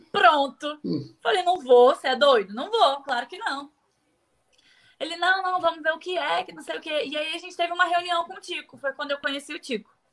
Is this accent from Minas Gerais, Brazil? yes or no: no; Rio de Janeiro, Brazil; also born or lived in Bom Jesus do Itabapoana, Rio de Janeiro / Espírito Santo; Mas voltei para o Rio muito novinha, acho que eu tinha dois anos. E eu morei na comunidade